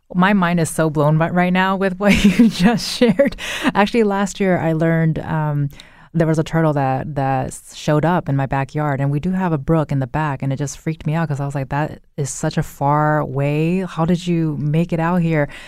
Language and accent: English; California, United States; moved away; I'm originally from California and used to go to Disneyland